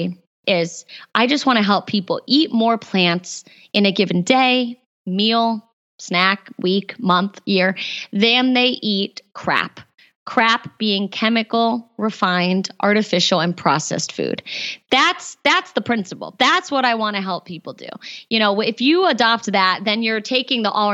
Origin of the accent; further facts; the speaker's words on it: East Coast, United States; I grew up on the East Coast